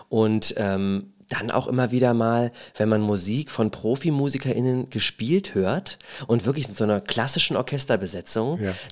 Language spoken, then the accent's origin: German; Potsdam, Brandenburg, Germany; born there; und ich komme aus dem Osten und die anderen kommen alle aus dem Westen.